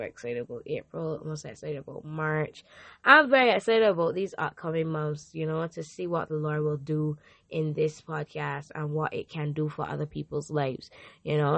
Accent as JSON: {"language": "English", "country": "Barbados", "said": "I am from Barbados"}